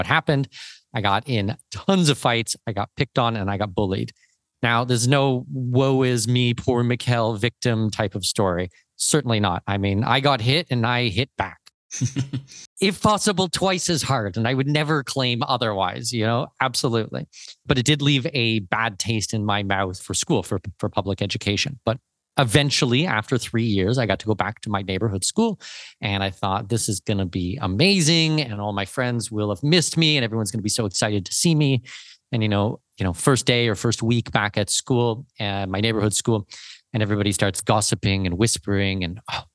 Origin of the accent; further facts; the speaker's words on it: southwestern Ontario, Canada; moved away as an adult; now in Panama; So born and raised southwestern Ontario, I'm Canadian.